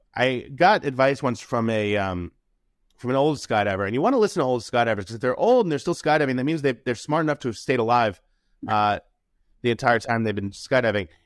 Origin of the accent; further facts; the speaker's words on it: New York City, New York, United States; I grew up in New York City.